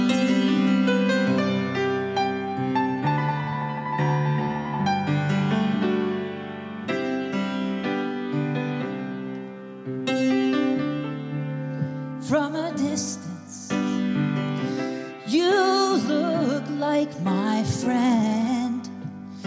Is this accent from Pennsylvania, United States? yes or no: yes; Philadelphia, Pennsylvania, United States; now in New York, United States; I'm from Philadelphia, but all my life in New York since 1978